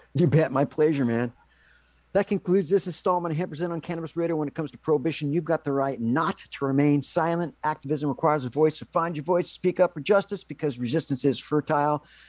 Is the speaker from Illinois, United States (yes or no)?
no; California, United States; also born or lived in Los Angeles / Lake Tahoe; now in Seattle, United States; I'm from California